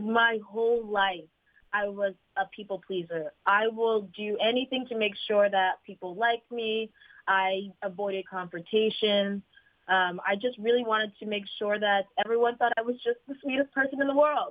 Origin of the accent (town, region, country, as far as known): Fairfield, Connecticut, United States; born or raised there; moved away as an adult; now in Los Angeles, United States